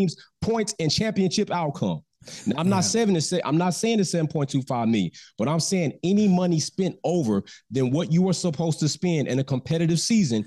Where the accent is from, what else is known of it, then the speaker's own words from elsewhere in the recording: United States; I'm American